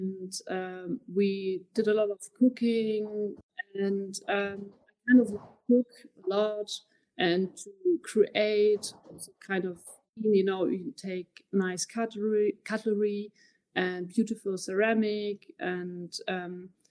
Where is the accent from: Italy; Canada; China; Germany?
Germany; Berlin; I'm also from Berlin.